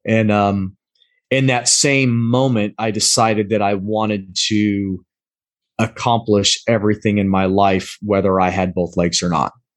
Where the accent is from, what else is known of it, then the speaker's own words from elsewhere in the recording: Pacific Northwest, United States; moved away as an adult; also born or lived in Southern Maryland / Spain; I grew up in the Pacific Northwest